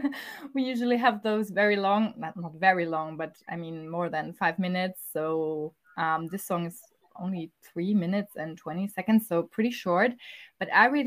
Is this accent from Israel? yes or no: no; Stuttgart, Baden-Württemberg, Germany; we are from Stuttgart, which is in the south of Germany